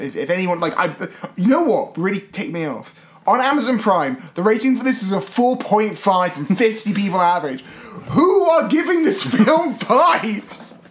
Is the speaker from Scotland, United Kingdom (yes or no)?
yes; Scotland, United Kingdom; now in London, United Kingdom; I grew up in Scotland